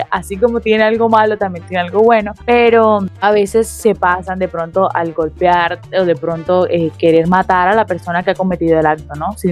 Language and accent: Spanish; Barranquilla, Atlántico, Colombia; Yo creo que esa es una de las situaciones que de pronto a nosotros como barranquilleros de pronto nos ataca un poquito más